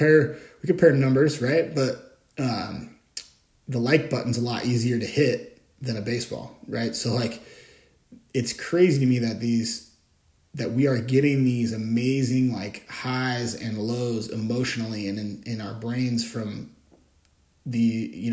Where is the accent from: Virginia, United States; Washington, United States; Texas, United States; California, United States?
Washington, United States; Bellingham; my hometown here in Bellingham